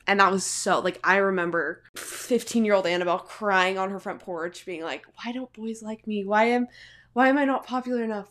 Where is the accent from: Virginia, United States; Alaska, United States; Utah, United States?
Utah, United States; Salt Lake City; I'm from Salt Lake City, Utah